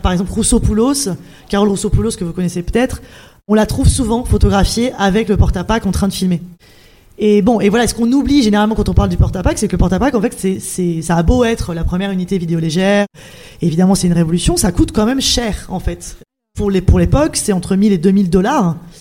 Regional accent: Clermont-Ferrand, Auvergne-Rhône-Alpes, France; moved away; also born or lived in Paris; je suis de Clermont-Ferrand

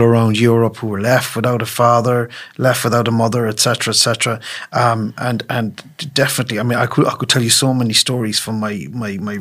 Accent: Leitrim, Connacht, Ireland; As we're both from Leitrim

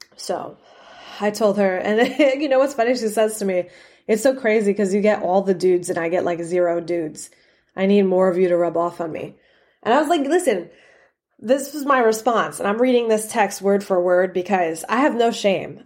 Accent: New York City, New York, United States; moved away; I came from New York

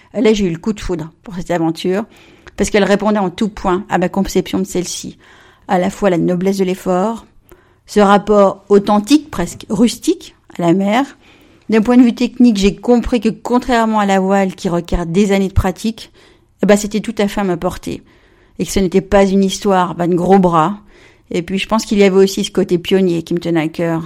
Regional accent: Évian-les-Bains, Auvergne-Rhône-Alpes, France; moved away; also born or lived in Plymouth, England; Je suis née à Évian, j'ai grandi là-bas, sur les bords de la Clément

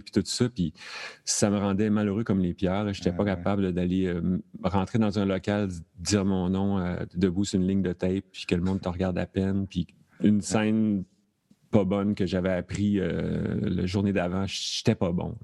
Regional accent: Thetford Mines, Quebec, Canada; now in Montreal, Canada; je suis originaire de Thetford Mines

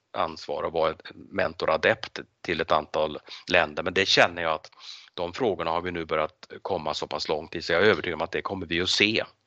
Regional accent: Sweden; Och du och jag som svenskar och som europeer

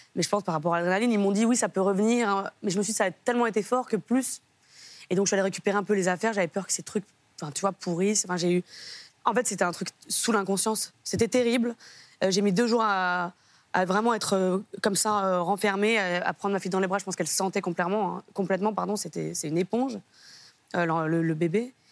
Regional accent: France; je habite en France, hein, je suis française

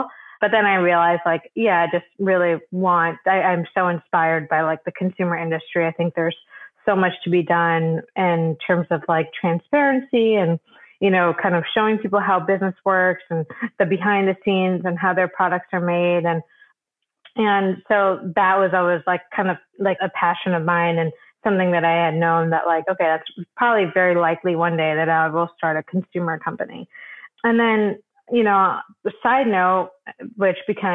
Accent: Michigan, United States; So I grew up in Michigan, just a suburb in Michigan

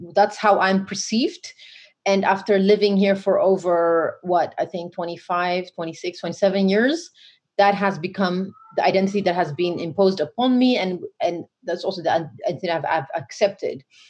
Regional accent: Oromia, Ethiopia; now in Netherlands; I'm black first, and then African, then Ethiopian, then Oromo.

